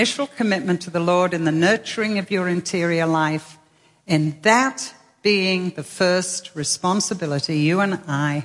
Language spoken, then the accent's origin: English; England, United Kingdom; also born or lived in Manchester; as an English lady whose home is a castle